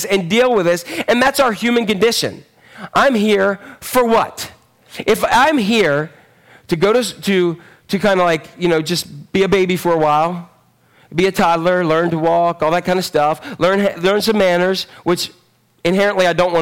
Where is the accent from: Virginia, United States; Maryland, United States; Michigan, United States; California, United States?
Maryland, United States; Northeast; Born and raised in Northeast Maryland.